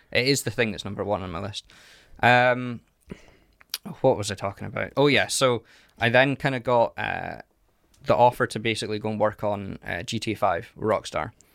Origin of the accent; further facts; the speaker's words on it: Carnoustie, Scotland, United Kingdom; I grew up in a little place called Carnoustie